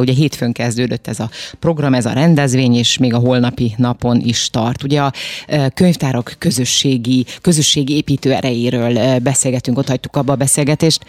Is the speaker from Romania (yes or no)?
yes; Transylvania, Romania; now in Hungary; én nem itt nőttem fel Magyarországon, lehet, hogy, hogy ez itt máshogy volt, de most akkor majd kijavítasz, ha nem így. De nekem gyerekkoromban én Erdélyben születtem